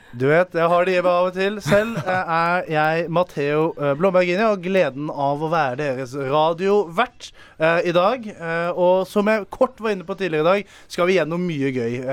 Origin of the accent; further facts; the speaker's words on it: Arendal, Agder, Norway; jeg kommer jo fra The Hood i Arendal